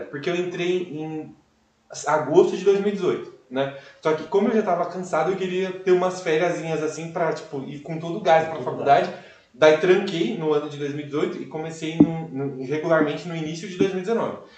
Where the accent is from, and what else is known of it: Cajamar, São Paulo, Brazil